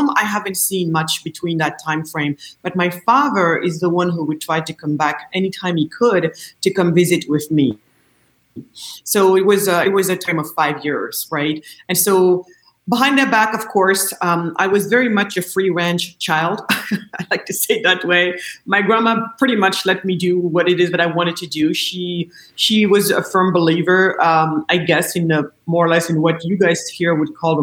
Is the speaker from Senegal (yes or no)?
yes; Senegal; I was born in Senegal, west coast of Africa.